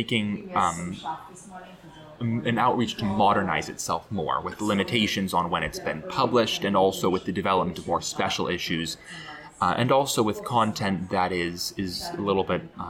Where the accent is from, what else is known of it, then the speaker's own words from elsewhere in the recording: Florida, United States; moved away as an adult; now in Chicago, United States; growing up in Florida, which had sort of eternal summer